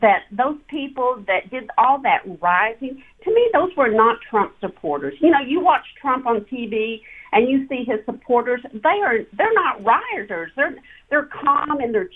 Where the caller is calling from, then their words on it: Tyler, Texas, United States; I'm calling from Tyler, Texas